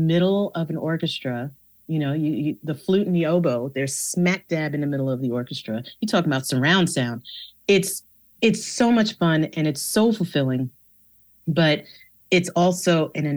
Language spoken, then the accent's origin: English; New York, United States; I grew up in New York.